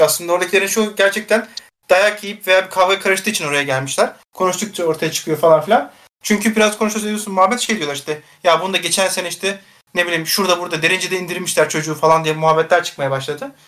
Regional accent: Istanbul, Turkey; polis lojmanlarında büyüdüm ben. Daha sonra zaten Başakşehir'e geçtik

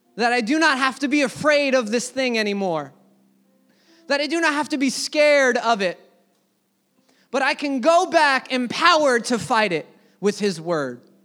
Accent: United States; as an American church

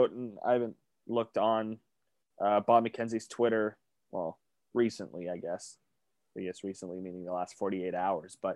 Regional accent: Canada; we're Canadian

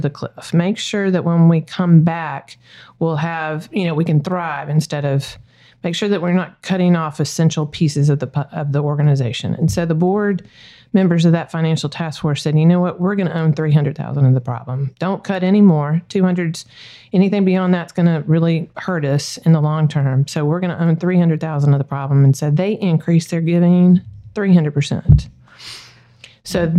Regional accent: Greenville, South Carolina, United States; moved away as an adult; also born or lived in Miami / Pensacola; now in Little Rock, United States; Little Rock reminds me a lot of home. I'm from Greenville, South Carolina.

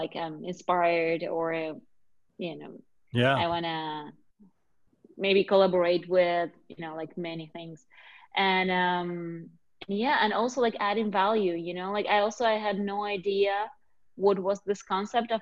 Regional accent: Argentina; moved away; I'm originally from Argentina

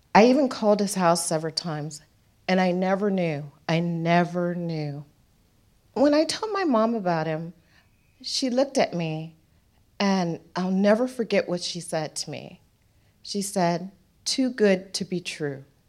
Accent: United States; moved away as an adult; now in Darwin, Australia; So, I go back to the United States

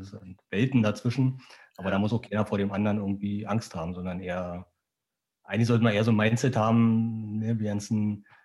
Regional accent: eastern Germany, Germany; ich komme aus dem Osten.

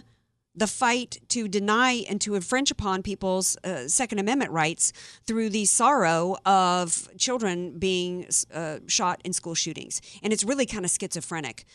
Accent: the South, United States; moved away; when I grew up in the South

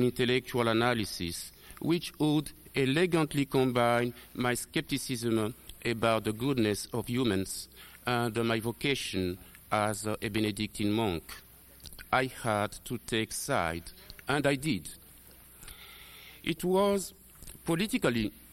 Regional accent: DR Congo; moved away; also born or lived in Rwanda; I was born in Zaire in 1941.

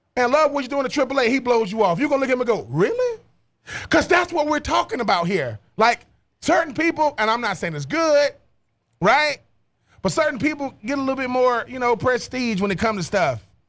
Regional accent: United States; accent: country; my country accent

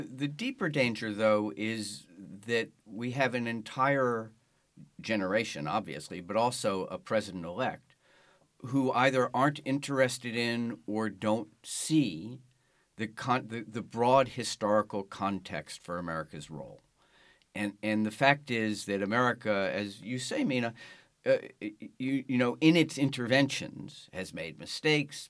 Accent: Washington, District of Columbia, United States; I was born and raised in Washington, D C, and my hometown paper, the Washington Post

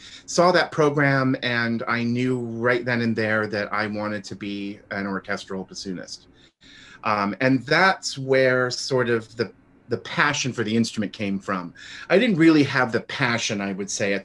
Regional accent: Florida, United States; also born or lived in New York City, United States / Milwaukee, United States; now in Dallas, United States; I was born in Florida, but we lived for a while in New York City. And that was when I was in elementary school

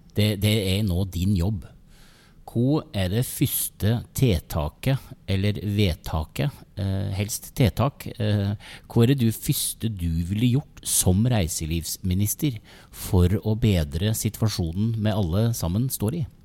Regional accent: Geilo, Buskerud, Norway; jeg kommer jo fra, fra Geilo

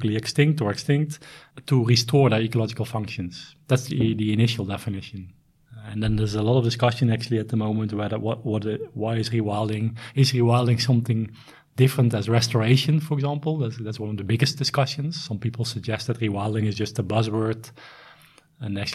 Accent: Netherlands; moved away as an adult; also born or lived in South Africa; now in Sweden; I am originally from the Netherlands

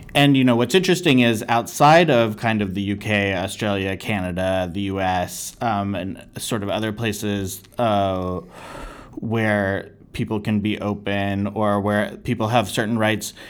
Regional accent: United States; being an American

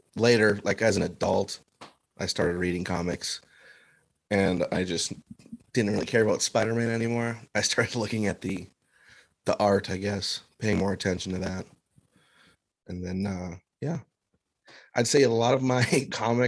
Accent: Minnesota, United States; I'm a cartoonist from Minnesota

